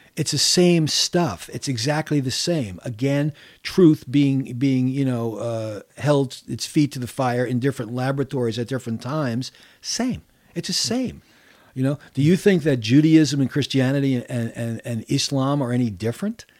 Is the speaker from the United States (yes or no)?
yes; New York City, New York, United States; I grew up in New York City